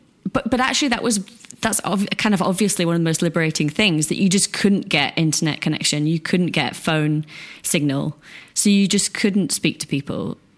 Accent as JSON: {"language": "English", "region": "England", "country": "United Kingdom", "said": "because, yeah, I was from England, so it was far away. It was different time zone."}